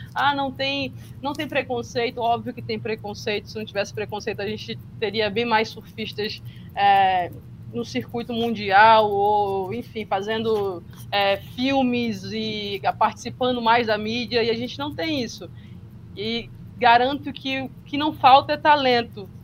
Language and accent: Portuguese; Ipojuca, Pernambuco, Brazil; sou da Praia de Maracaípe, em Pernambuco